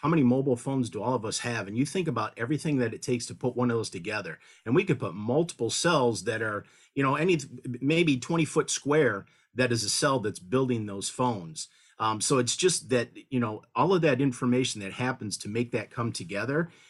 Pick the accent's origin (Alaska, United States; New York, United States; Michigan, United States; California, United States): Michigan, United States; Detroit; moved away as an adult; now in Benton Harbor, United States; I grew up in the Detroit metropolitan area